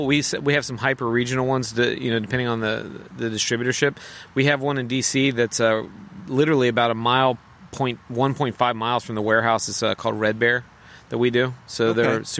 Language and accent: English; Bowie, Maryland, United States; and I'm from Bowie originally, so it's fun.